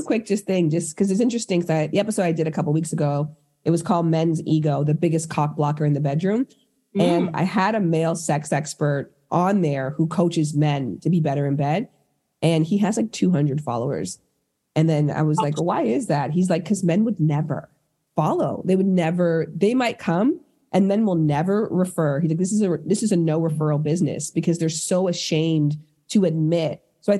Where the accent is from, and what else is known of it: Toronto, Ontario, Canada; now in Los Angeles, United States